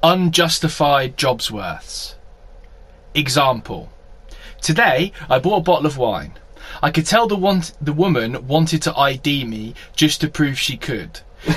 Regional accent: Scotland, United Kingdom; Now, it's, you know, I'm a Scottish man. Minus the accent now.

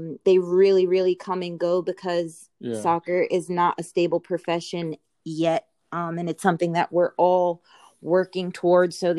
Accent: Long Island, New York, United States; moved away as an adult; also born or lived in Seattle-Tacoma area / Denmark / Cyprus / Australia; now in Seattle-Tacoma, United States; I'm from Long Island. I grew up playing basically every sport.

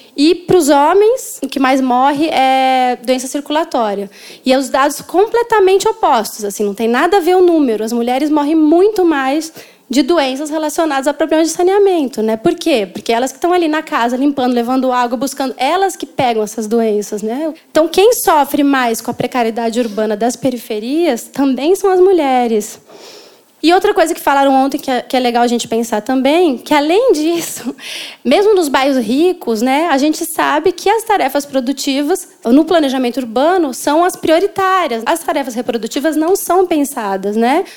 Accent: São Paulo, Brazil; moved away as an adult; now in Rio de Janeiro, Brazil; Eu sou de São Paulo, mas eu moro no Rio há 10 anos

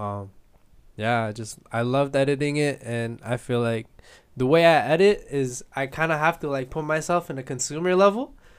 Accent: Edmonton, Alberta, Canada; also born or lived in Philippines; I'm from the Philippines, I came here when I was seven, but here in Edmonton

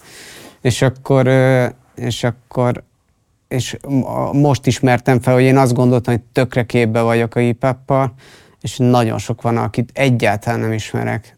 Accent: Pest, Hungary; én Pest megyei vagyok

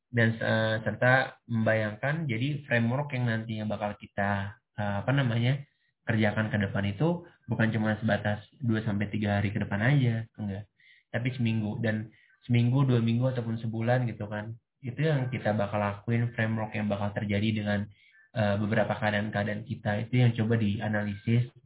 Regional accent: Jakarta, Indonesia; Aku dari Jakarta.

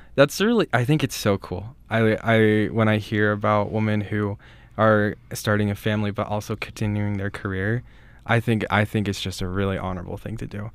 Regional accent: Rexburg, Idaho, United States; I grew up just here outside of Rexburg

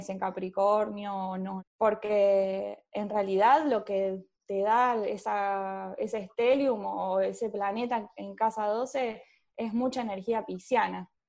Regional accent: Córdoba, Argentina; born there; Nací en Córdoba, pero viví en muchos lugares.

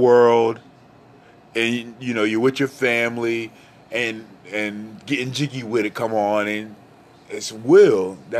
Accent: Dover, Delaware, United States; I just know that I'm from Dover, Delaware. I'm from the mid-Atlantic

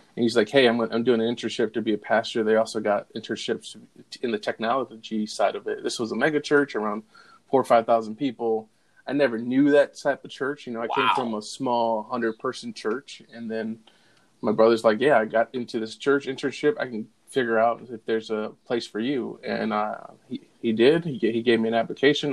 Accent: Holland, Michigan, United States; moved away as an adult; now in Aurora, United States; I moved from West uh, Michigan, that's where I was yep. born and raised, in a small town called Holland

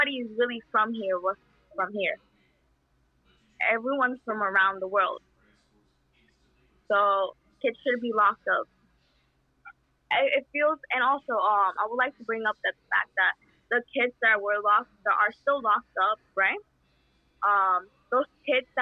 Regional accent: El Salvador; English is a second language; now in United States; I was born in El Salvador

